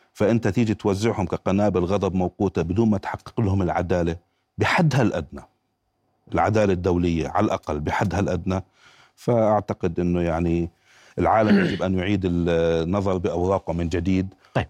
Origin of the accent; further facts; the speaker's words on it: Jordan; من هون عندنا في الاردن